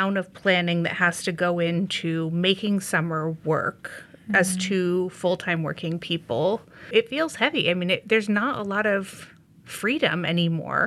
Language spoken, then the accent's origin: English; Indiana, United States; now in Skokie, United States; I'm from Indiana also